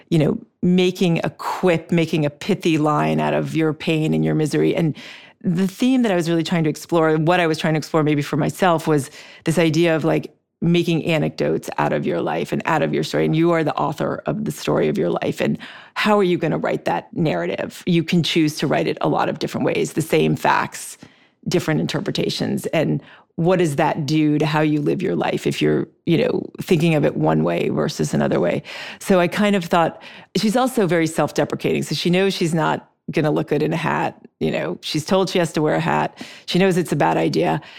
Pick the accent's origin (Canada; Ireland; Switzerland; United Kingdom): Switzerland; moved away as an adult; also born or lived in Brazil; we lived in Brazil when I was young, and then I grew up in Switzerland, and then I came to the states to go to college